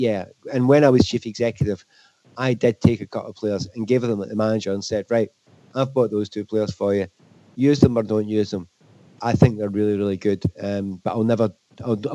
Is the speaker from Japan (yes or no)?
no; Scotland, United Kingdom; being Scottish